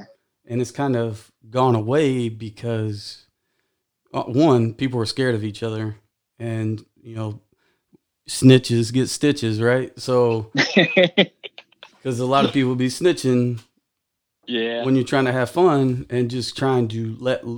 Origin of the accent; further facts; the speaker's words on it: Texas, United States; I'm from Texas